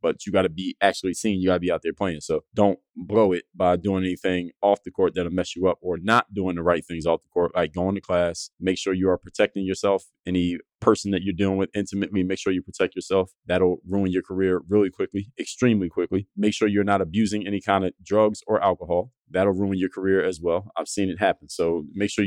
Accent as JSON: {"language": "English", "town": "Philadelphia", "region": "Pennsylvania", "country": "United States", "tie": "born or raised there", "said": "Philadelphia, my hometown"}